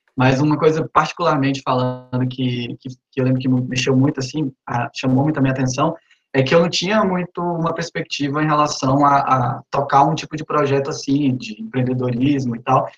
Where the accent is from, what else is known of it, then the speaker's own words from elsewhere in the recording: Araguatins, Tocantins, Brazil; also born or lived in Recife; now in Palmas, Brazil; sou de Araguatins, na cidade do interior do Tocantins